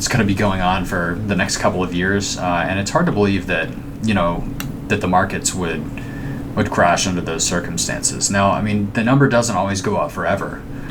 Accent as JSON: {"language": "English", "region": "Alabama", "country": "United States", "said": "I'm from Alabama"}